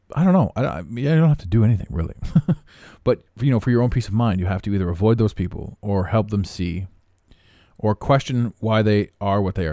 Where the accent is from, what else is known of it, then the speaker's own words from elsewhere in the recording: Canada; I don't even live in America. I am Canadian